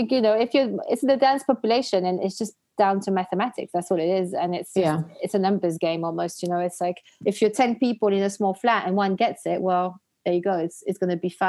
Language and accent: English; Belgium; moved away; I'm half Algerian. I grew up in Belgium